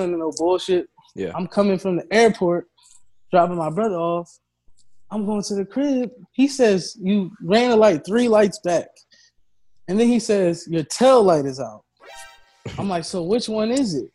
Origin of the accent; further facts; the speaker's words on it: Philadelphia, Pennsylvania, United States; at my school